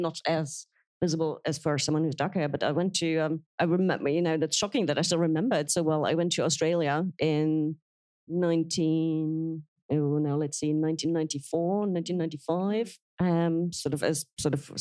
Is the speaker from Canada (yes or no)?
no; Berlin, Germany; English is a second language; moved away as an adult; now in United Kingdom; I'm not only am I German, I'm East German. I grew up in East Berlin when the wall was still up